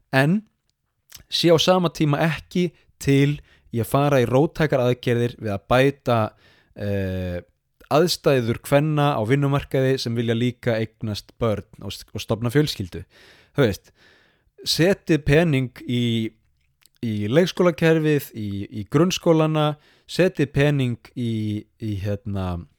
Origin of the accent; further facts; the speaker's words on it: Iceland; now in Sapporo, Japan; sem Íslendingar